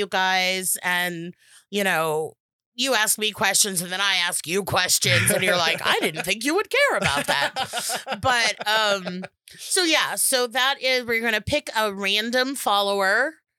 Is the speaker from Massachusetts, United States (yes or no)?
no; California, United States; So I'm super from the Valley today. I am from the San Fernando Valley where Valley girls come from.